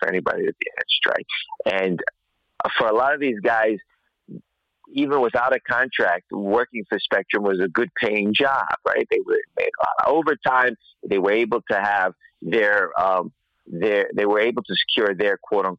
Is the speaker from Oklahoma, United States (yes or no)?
no; New York City, New York, United States; I'm from Queens, New York